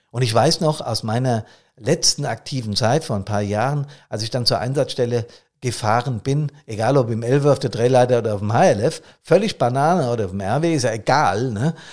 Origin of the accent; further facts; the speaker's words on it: Bad Soden, Hesse, Germany; Aber ich nehme wahr, dass bereits sonntags früh in meiner Heimatstadt Bad Soden hier die Gassen relativ gefüllt sind mit Fahrzeugen.